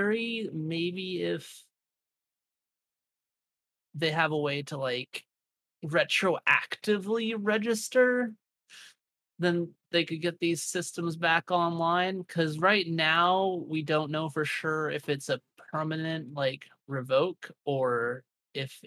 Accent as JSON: {"language": "English", "country": "United States", "said": "I'm just an American bystander"}